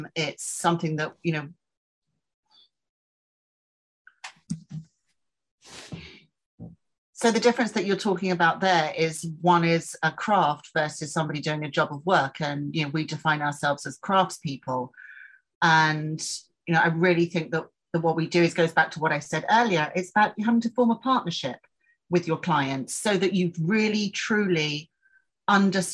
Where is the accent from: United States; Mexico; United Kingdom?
United Kingdom; England; moved away; we're both English